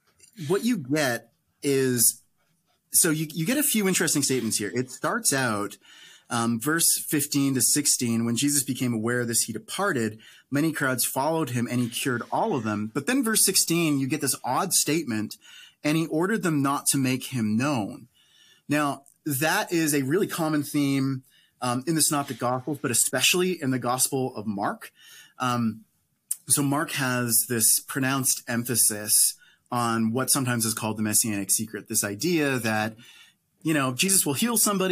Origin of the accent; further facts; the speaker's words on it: Canada; I'm Canadian